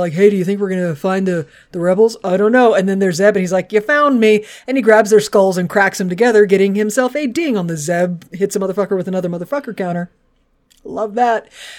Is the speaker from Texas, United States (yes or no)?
yes; Texas, United States; I'm just from Texas, so it seems really weird.